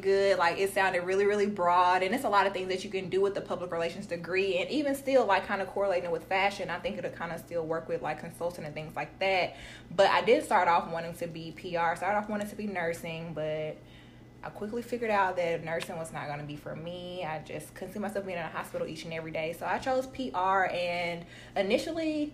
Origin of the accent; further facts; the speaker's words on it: Tuscaloosa, Alabama, United States; moved away as an adult; now in Atlanta, United States; I'm from Tuscaloosa, Alabama. Y'all don't know about T-Town. It's small